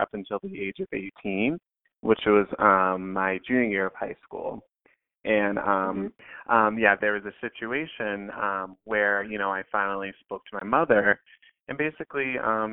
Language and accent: English; Boston, Massachusetts, United States; I'm born and raised in Boston, Massachusetts, in a little town named South End